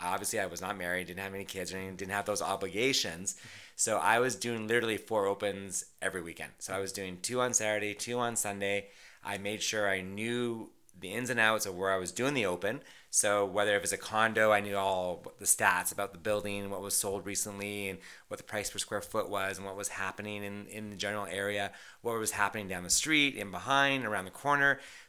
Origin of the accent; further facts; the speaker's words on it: Vancouver, British Columbia, Canada; now in Toronto, Canada; as you know, I came from Vancouver and I was an agent out west for almost 9 years before moving to Toronto about 13 years ago.